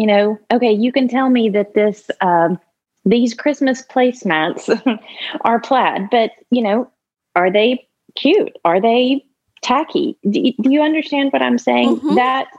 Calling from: Memphis, Tennessee, United States; from Memphis, Tennessee.

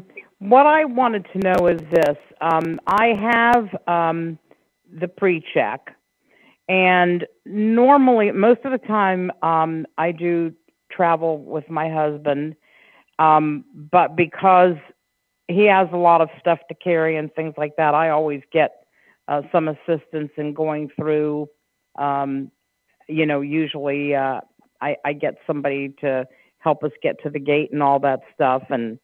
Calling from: Winter Springs, Florida, United States; I'm in the Orlando area, Winter Springs, Florida.

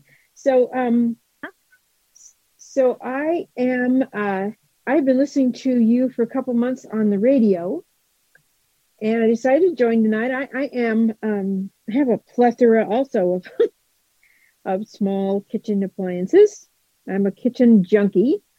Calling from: Kentucky, United States; I'm in Kentucky.

